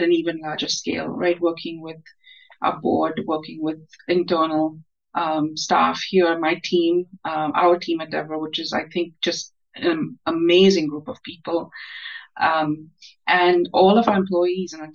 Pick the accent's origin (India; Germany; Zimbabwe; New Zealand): India; moved away as an adult; now in United States; I grew up in India, Christopher. I was born in India. I grew up in India, and I stayed in India, was educated in India through my adulthood. I came to the United States for graduate school.